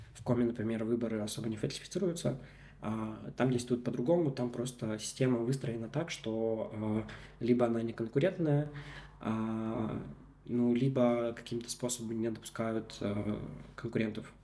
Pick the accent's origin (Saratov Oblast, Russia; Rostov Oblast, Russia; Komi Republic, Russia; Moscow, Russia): Komi Republic, Russia; first language Russian; я родился в Республике Коми, да, и там а, прожил большую часть жизни